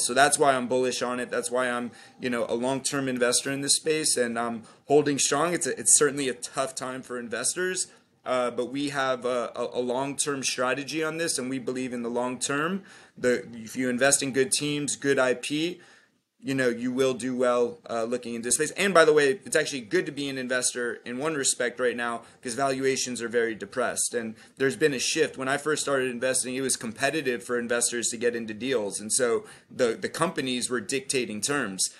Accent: Florida, United States; I'm from Florida, but I'm here in New York

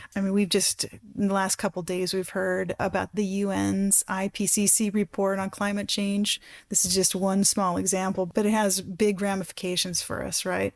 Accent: Black Forest, Colorado, United States; I grew up in the Black Forest in Colorado, which is a ponderosa pine

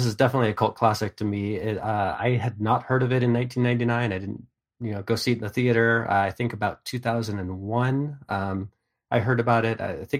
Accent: California, United States; I grew up in Northern California, made many trips to L.A.

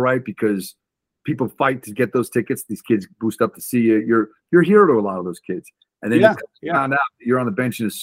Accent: United States; I grew up just outside New York City

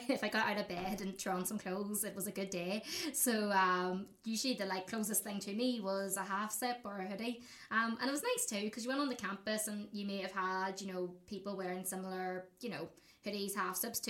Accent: Fermanagh, Northern Ireland, United Kingdom; I love saying I'm from Fermanagh. So I'm from Fermanagh, and, you know, it's literally like in the middle of nowhere

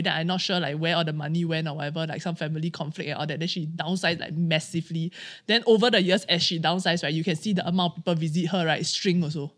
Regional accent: Singapore; as Singaporean Chinese

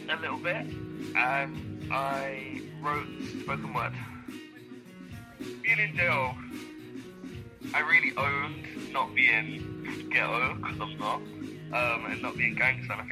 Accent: London, United Kingdom; I am from London. I am from East London. I grew up around gang mentality.

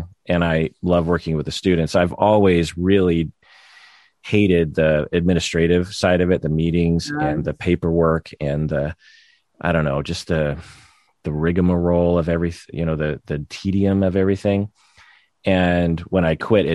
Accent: United States; As a Japanese American

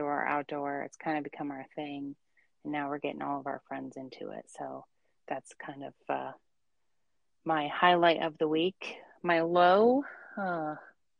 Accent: Seattle, Washington, United States; moved away as an adult; now in Wisconsin, United States; I'm from Seattle

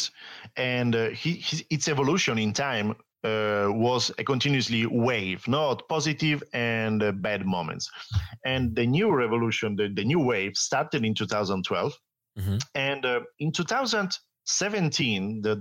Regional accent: Italy; English is a second language; also born or lived in France / Austria; I'm Italian

